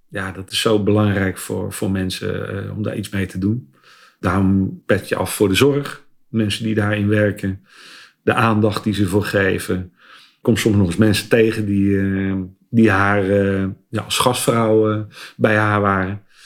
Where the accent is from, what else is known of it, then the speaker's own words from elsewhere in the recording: Westland, South Holland, Netherlands; ik ben een geboren Westlander